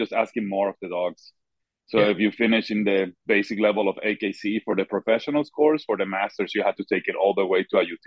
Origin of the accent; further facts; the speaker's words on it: Puerto Rico; I'm from Puerto Rico, so I never had the hunting background.